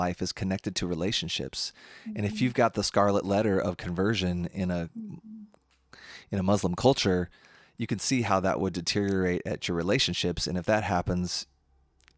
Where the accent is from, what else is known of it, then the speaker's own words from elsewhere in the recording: United States; also born or lived in Madison; as a American in Madison in 2020